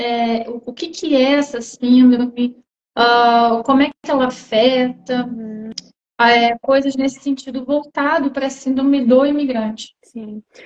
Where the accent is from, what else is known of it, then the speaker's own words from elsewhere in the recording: Brazil; moved away as an adult; now in Portugal; quando eu vou visitar meus parentes no Brasil, eu já não me acho tão brasileira